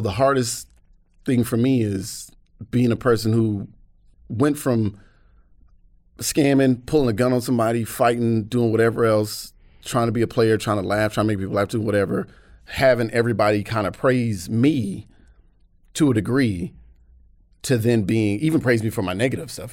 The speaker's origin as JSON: {"language": "English", "town": "Atlanta", "region": "Georgia", "country": "United States", "tie": "born or raised there", "moved": "as an adult", "lives_now": "United Kingdom", "said": "I was born and raised in Atlanta."}